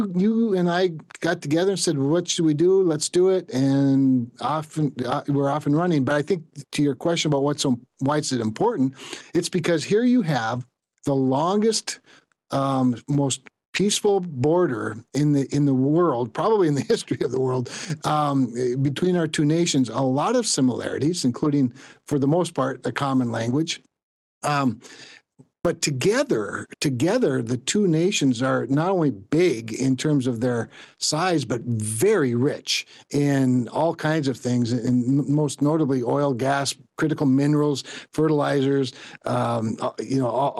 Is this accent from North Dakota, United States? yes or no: yes; Rolla, North Dakota, United States; when I was growing up in Rolla